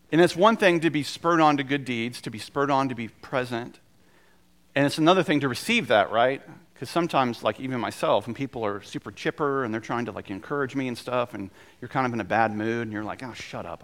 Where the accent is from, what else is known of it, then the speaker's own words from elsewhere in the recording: North Carolina, United States; also born or lived in South Georgia; I was born in South Georgia and I lived there until I was seven, and I'm very much a son of North Carolina